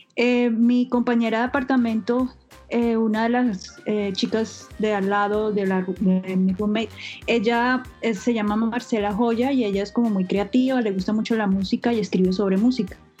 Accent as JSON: {"language": "Spanish", "country": "Colombia", "moved": "as an adult", "lives_now": "New York, United States", "said": "soy colombiana"}